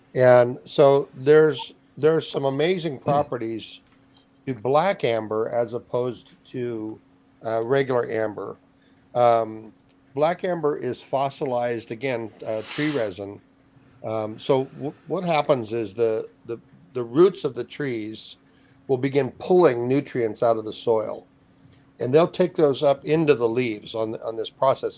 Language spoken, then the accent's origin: English; Hawaii, United States; moved away; I grew up in Hawaii for 40 years